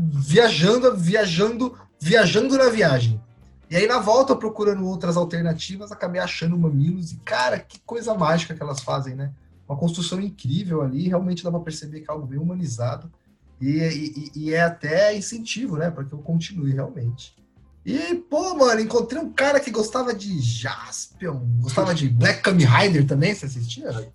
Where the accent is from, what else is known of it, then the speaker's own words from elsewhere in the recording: São Paulo, Brazil; Eu, eu sou paulista, também nascido no asfalto